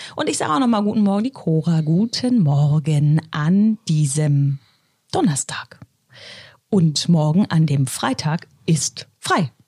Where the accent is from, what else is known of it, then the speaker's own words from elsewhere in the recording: Bremen, Germany; moved away; ich komme ja aus dem Bremer Bereich